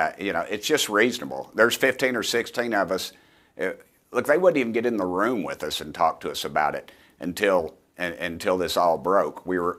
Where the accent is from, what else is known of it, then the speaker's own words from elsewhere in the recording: Tennessee, United States; I'm from East Tennessee, I know you're a Jersey girl, hardworking people, ma'am